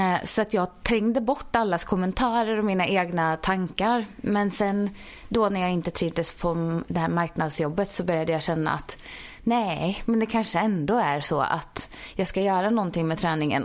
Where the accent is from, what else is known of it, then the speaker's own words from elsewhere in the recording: Ulricehamn, Västra Götaland, Sweden; moved away as an adult; also born or lived in Jönköping; now in Stockholm, Sweden; jag är uppvuxen i Ulricehamn i Västergötland